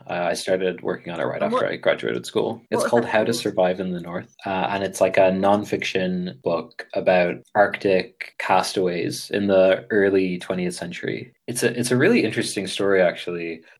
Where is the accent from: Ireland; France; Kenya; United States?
Ireland; accent: American; So I had, as you can probably tell by my speaking voice, I grew up in Ireland, but I sound very American.